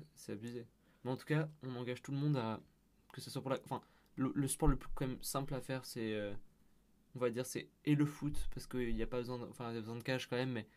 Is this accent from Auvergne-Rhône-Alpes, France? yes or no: yes; Lyon, Auvergne-Rhône-Alpes, France; moved away; moi, je viens de Lyon